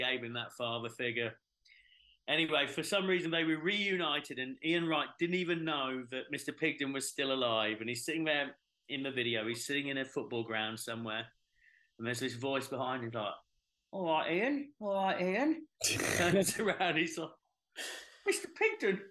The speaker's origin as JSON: {"language": "English", "region": "England", "country": "United Kingdom", "said": "as an Englishman"}